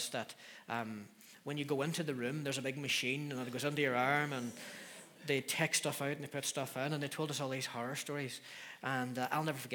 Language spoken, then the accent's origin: English; Donemana, Northern Ireland, United Kingdom; also born or lived in Derry; Donnymana. That's where I grew up